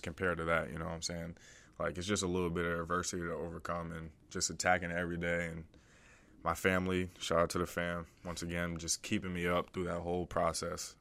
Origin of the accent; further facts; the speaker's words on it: DMV area, United States; also born or lived in Delaware; I was born in Delaware, grew up in the D M V area, D C, Maryland, Virginia area